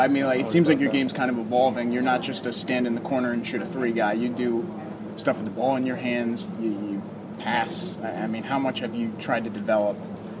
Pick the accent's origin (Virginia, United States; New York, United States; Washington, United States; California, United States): Virginia, United States; I grew up in Virginia